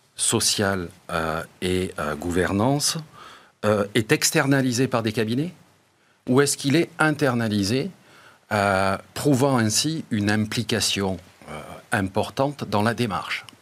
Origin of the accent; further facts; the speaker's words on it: Bordeaux, Nouvelle-Aquitaine, France; chez moi à Bordeaux